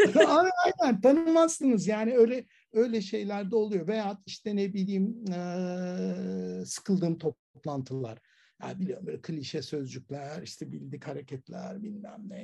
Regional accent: Istanbul, Turkey; ben Ataköylüyüm

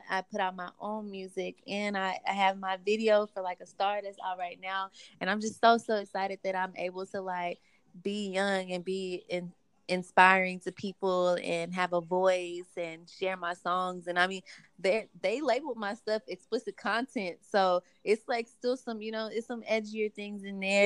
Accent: Houston, Texas, United States; moved away as an adult; now in Los Angeles, United States; I grew up in Third Ward

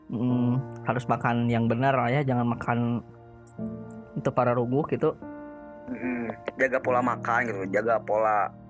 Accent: West Java, Indonesia; Nek eh, gue Sunda ya.

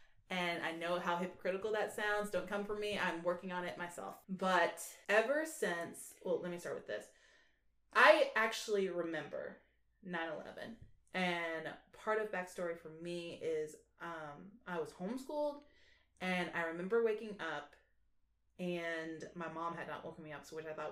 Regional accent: Orlando, Florida, United States; I grew up in Orlando

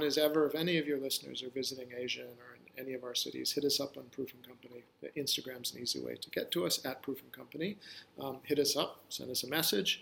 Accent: West Coast of Canada, Canada; moved away as an adult; also born or lived in New York City, United States; I grew up in the West Coast of Canada when the environmental movement was born.

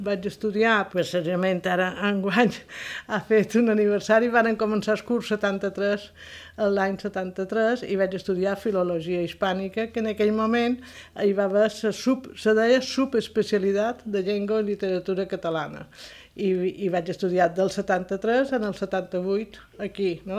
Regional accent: Palma, Balearic Islands, Spain; Vaig néixer a Palma dia 20 de febrer de 1951, en el barri de Santa Creu

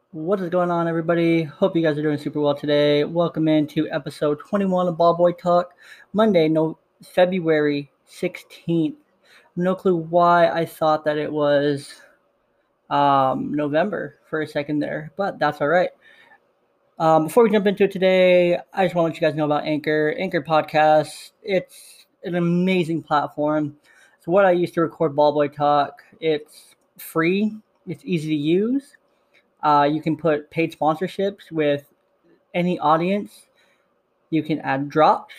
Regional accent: Bay Area, California, United States; I was raised in the Bay Area

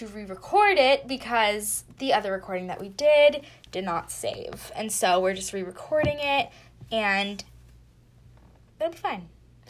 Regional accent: Florida, United States; also 18, also from Florida

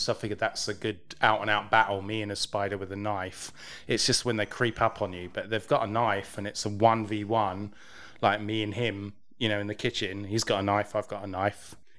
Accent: England, United Kingdom; I'm English.

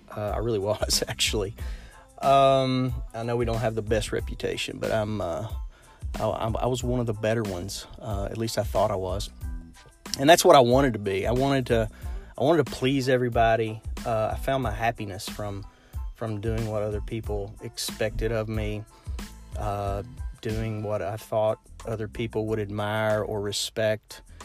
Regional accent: Lexington, Kentucky, United States; I'm from Lexington, Kentucky. So I'm sure you can hear it in my accent

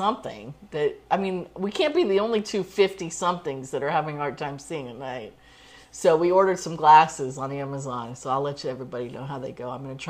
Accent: Bay Area, California, United States; also born or lived in Hartford, Connecticut; I was born in Hartford, but I moved to California like when I was 2 weeks old.

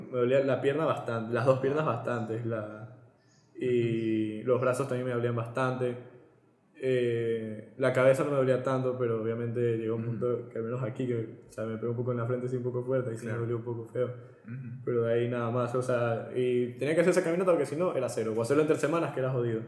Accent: Ecuador; moved away as an adult; now in Spain; siendo un ecuatoriano

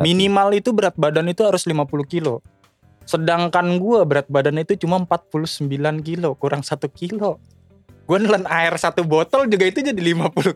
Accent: Bekasi, West Java, Indonesia; moved away as an adult; gue tumbuh besar di Bekasi

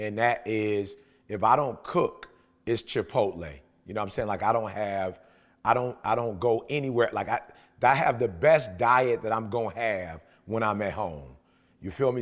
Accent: Detroit, Michigan, United States; I'm from Detroit

